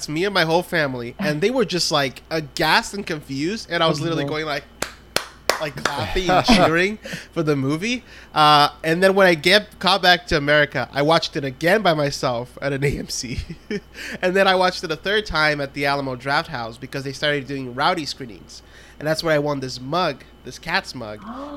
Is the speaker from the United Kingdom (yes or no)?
no; Brazil; moved away; I'm from Brazil originally